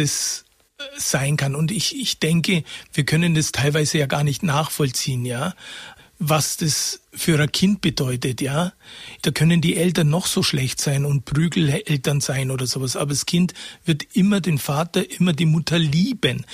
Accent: Karlshofen, Bavaria, Germany; moved away; also born or lived in Oberstaufen / Munich; Ich habe eine schöne Kindheit gehabt in Karlshofen

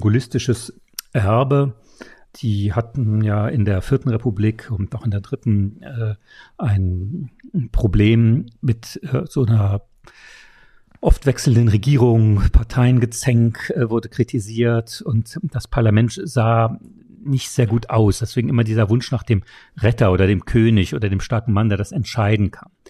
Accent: Saarland, Germany; mein Heimatland, das Saarland

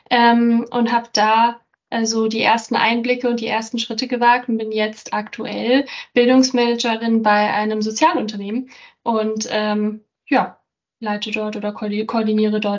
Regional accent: Germany; also born or lived in Prague, Czechia; Ich komme ursprünglich aus Prag, habe dann in, in Deutschland aufgewachsen, habe in Heidelberg studiert

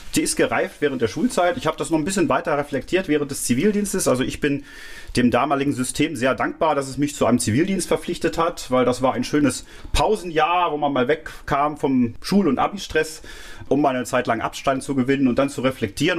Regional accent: Clausthal-Zellerfeld, Lower Saxony, Germany; also born or lived in Göttingen; now in Mainz, Germany; groß geworden bin ich dann im Oberharz, im niedersächsischen Teil des Oberharzes, im geteilten Deutschland damals noch.

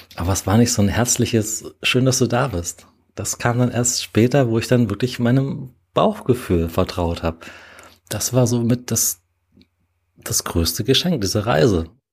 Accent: Dessau, Saxony-Anhalt, Germany; moved away as an adult; also born or lived in Freising / Berlin; now in Munich, Germany; geboren und aufgewachsen bin ich in Dessau, Sachsen-Anhalt und bin 2006 nach Freising gezogen

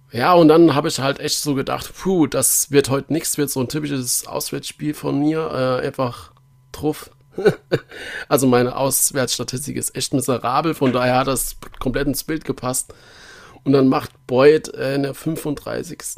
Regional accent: Nuremberg, Bavaria, Germany; Ja, gerade gerade als Nürnberger interessiert, ist ja dann schon interessant, warum hat er jetzt das rot gegeben.

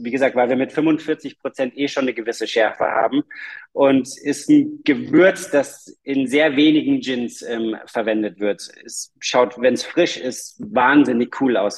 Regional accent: Munich, Bavaria, Germany; Wir, wir kommen aus München

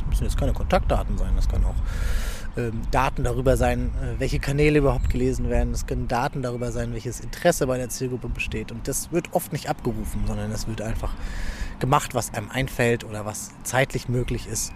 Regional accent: Rostock, Mecklenburg-Vorpommern, Germany; moved away as an adult; also born or lived in Freiburg / Berlin / Düsseldorf; now in Essen, Germany; Aus Rostock. Ich bin ein Nordlicht. Ähm, lange Zeit äh, in Rostock gewohnt, bis zum 18. Lebensjahr

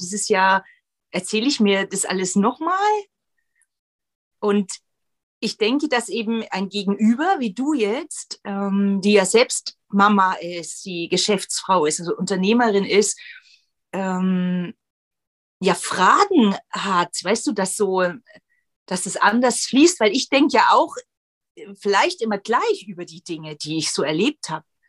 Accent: former East Germany, Germany; ich bin aus der ehemaligen DDR

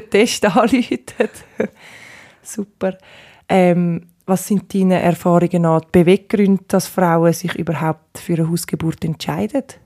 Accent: Switzerland; Bei uns in der Schweiz

